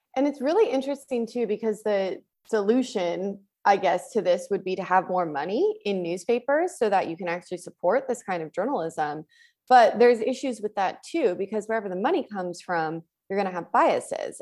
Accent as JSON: {"language": "English", "country": "United States", "tie": "born or raised there", "said": "In my hometown, we used to have three newspapers. I'm from Tahoe, so we had a paper in Incline and in Tahoe City and in Truckee"}